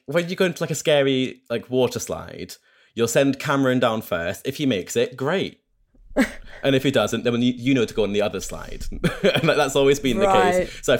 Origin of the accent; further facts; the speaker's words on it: Scotland, United Kingdom; now in England; I only really remember kind of growing up in Scotland, and I left there in 2016, 2017, and I've lived back in England again because that's where work is.